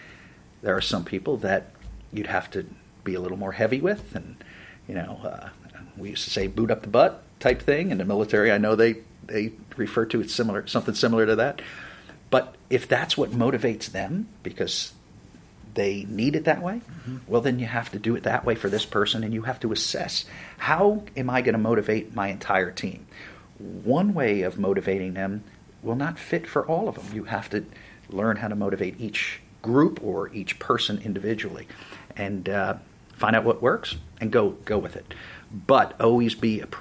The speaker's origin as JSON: {"language": "English", "region": "New Jersey", "country": "United States", "moved": "yes", "said": "I'm originally from New Jersey, which is right across the river from Manhattan"}